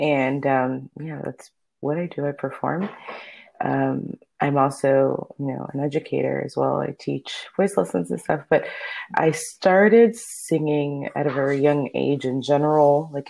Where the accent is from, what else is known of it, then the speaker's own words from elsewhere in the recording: Miami, Florida, United States; first language Spanish; English is a second language; moved away; I grew up in Miami, Florida